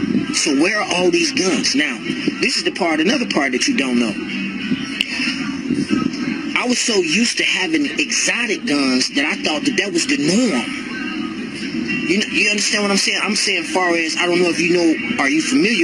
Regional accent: Chicago, Illinois, United States; now in Las Vegas, United States; From Chicago, born and raised there

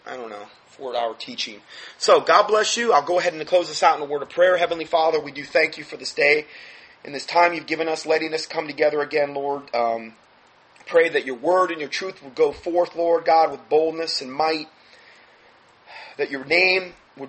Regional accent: United States; as an American

